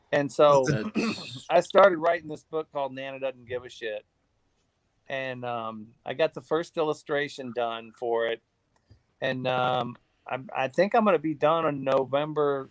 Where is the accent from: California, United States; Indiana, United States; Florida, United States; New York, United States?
Indiana, United States; I was born in Indiana